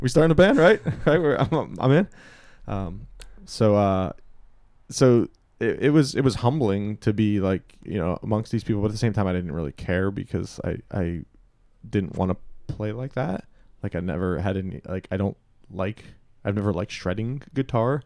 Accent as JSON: {"language": "English", "area": "outside of Pittsburgh", "region": "Pennsylvania", "country": "United States", "tie": "born or raised there", "said": "we grew up, uh, outside of Pittsburgh"}